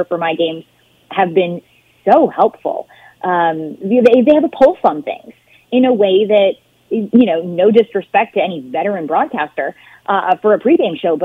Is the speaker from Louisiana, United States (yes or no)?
yes; Baton Rouge, Louisiana, United States; I'm from Baton Rouge, Louisiana. I know what it means to grow up in an atmosphere like Tiger Stadium